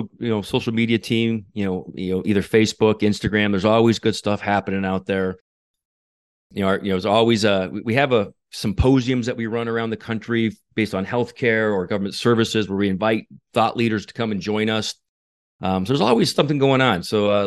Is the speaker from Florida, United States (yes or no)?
no; New Mexico, United States; Yeah. I grew up in New Mexico. I was born and raised in New Mexico.